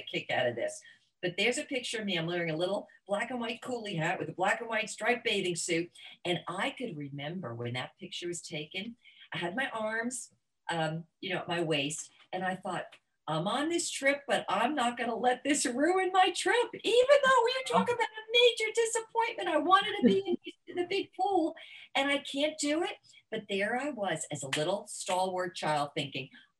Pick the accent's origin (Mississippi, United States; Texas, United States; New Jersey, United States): New Jersey, United States; now in Florida, United States; I grew up in New Jersey